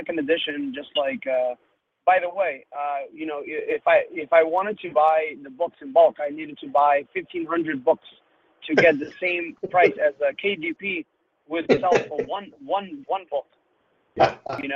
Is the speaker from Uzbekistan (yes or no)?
yes; Uzbekistan; now in United States; I'm from Uzbekistan, and I came to the United States, kind of fled from Uzbekistan due to racial reasons